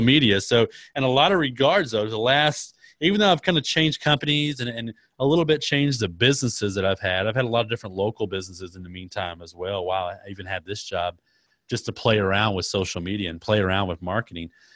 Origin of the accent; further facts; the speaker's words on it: Dallas, Texas, United States; I was born in Dallas, Texas, and, uh, so I'm a Texas, Texas guy, third and third, lived in Texas my entire life